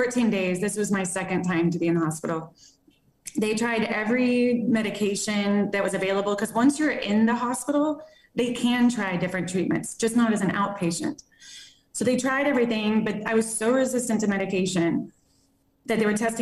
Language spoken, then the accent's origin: English; Plano, Texas, United States; moved away as an adult; now in Las Vegas, United States; I'm from Plano, Texas, born, raised